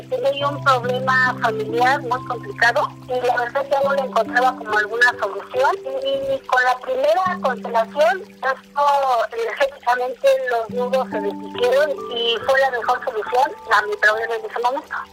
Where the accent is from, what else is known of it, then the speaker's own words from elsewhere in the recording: Mexico City, Mexico; eh, soy de Ciudad de México